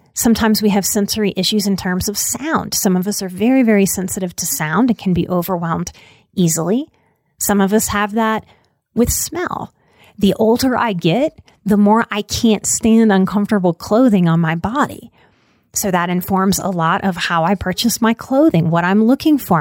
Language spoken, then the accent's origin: English; Louisiana, United States; I'm, I'm from Louisiana